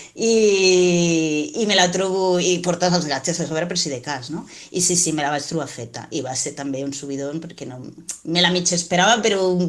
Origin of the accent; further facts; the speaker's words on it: Moianès, Catalonia, Spain; aquí, en, el, en la meva comarca